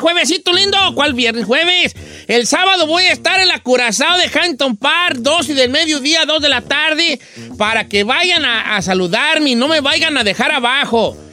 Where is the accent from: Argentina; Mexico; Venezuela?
Mexico; Michoacán; moved away; Yo soy de Michoacán y allá hay, poblados muy béisboleros, como Ario de Rayón, muy beisbolero. Pero no, yo no crecí con el béisbol